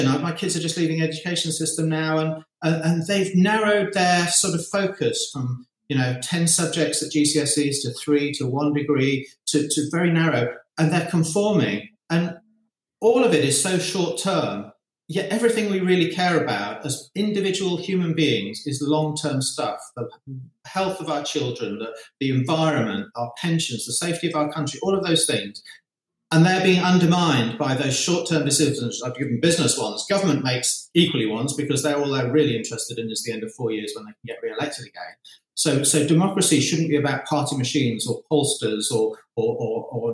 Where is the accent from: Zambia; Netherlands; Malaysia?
Zambia; moved away; my childhood in Zambia was in many ways idyllic